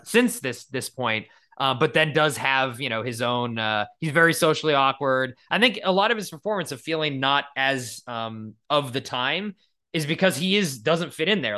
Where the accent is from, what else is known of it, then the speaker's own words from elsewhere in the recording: New England, United States; now in California, United States; growing up in New England